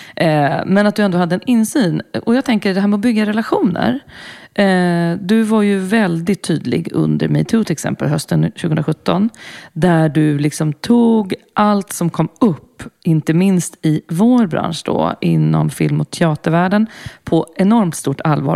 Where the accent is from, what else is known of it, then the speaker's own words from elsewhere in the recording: Brussels, Brussels-Capital Region, Belgium; moved away; jag växte upp i Bryssel i, med, eh, åttio-nittiotalet